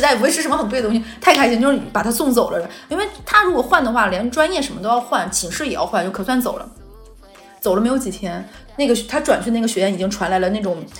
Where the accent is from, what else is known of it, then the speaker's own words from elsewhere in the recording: Jilin, China; moved away; 我说我吉林人